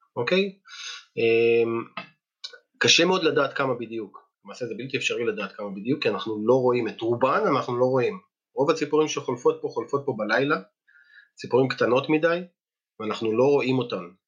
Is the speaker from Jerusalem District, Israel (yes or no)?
no; Ein Gev, Northern District, Israel; also born or lived in Moshav Klahim; now in Klahim, Israel; כשגרתי בקיבוץ עין גב, שם גדלתי